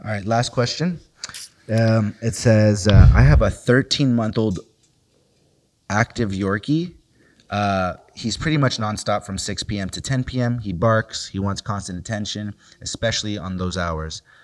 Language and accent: English; Los Angeles, California, United States; growing up in South Central